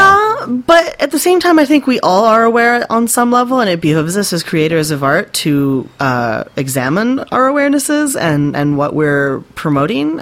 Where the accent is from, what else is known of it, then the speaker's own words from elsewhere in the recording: West Coast, United States; moved away as an adult; also born or lived in California / Japan; now in Maine, United States; I grew up on the West Coast